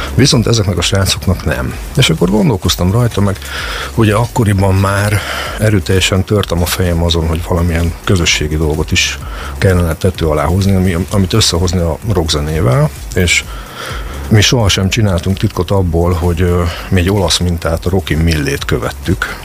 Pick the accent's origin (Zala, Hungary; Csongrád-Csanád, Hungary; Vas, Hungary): Csongrád-Csanád, Hungary; Szeged; mi magyarok vagyunk, mi szegediek vagyunk